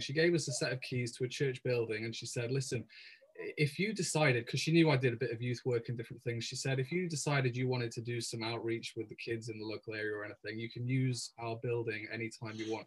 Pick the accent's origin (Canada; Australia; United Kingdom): United Kingdom; England; moved away as an adult; also born or lived in Cardiff / Caerphilly; now in Wales, United Kingdom; I'm English myself